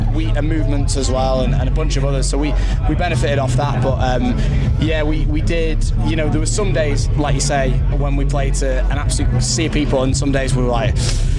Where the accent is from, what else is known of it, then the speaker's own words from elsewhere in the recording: Wales, United Kingdom; Yo, I'm from Wales, mate.